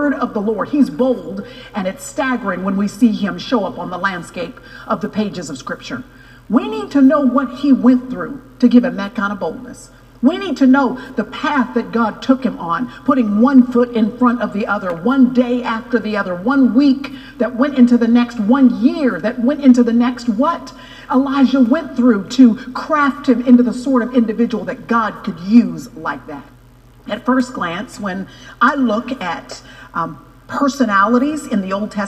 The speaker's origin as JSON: {"language": "English", "town": "Dallas", "region": "Texas", "country": "United States", "tie": "born or raised there", "said": "I was born and raised in Dallas"}